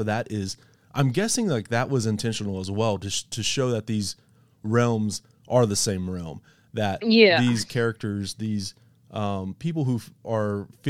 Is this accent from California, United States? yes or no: no; West Texas, United States; I grew up in West Texas